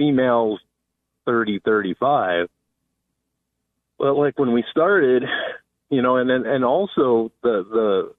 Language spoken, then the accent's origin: English; Wisconsin, United States; now in Lakewood, United States; when I was a kid growing up in Wisconsin, we had a mink ranch